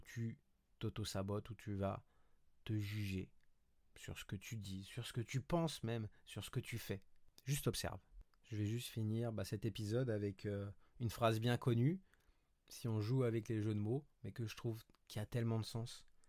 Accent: Paris, Île-de-France, France; moved away as an adult; also born or lived in Montreal, Canada; now in Côte d'Azur, France

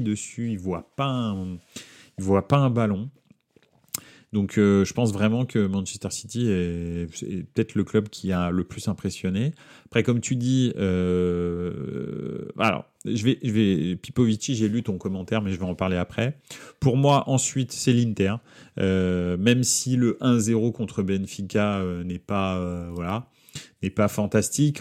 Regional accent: France; je suis français

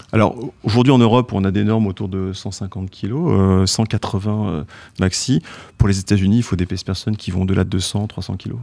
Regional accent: France; quand on est français

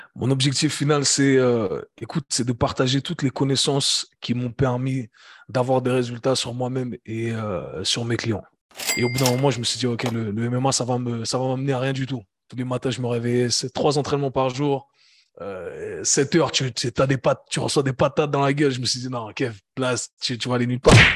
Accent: Geneva, Switzerland; also born or lived in United States; j'ai grandi à Genève, j'ai grandi en Suisse.

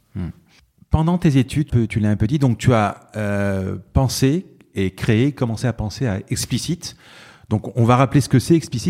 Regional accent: Marseille, Provence-Alpes-Côte d'Azur, France; Nous, on est Marseillais

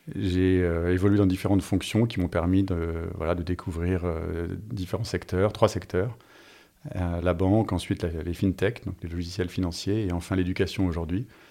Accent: France; moved away as an adult; also born or lived in United States / Singapore / Israel / Jakarta; je suis français, je suis à Singapour

